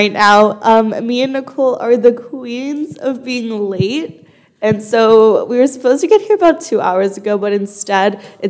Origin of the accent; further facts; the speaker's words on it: Los Angeles, California, United States; moved away as an adult; now in Madrid, Spain; I was born and raised in Los Angeles, California. My dad's American. My mom's from Mexico. So I grew up in a bit of a multicultural household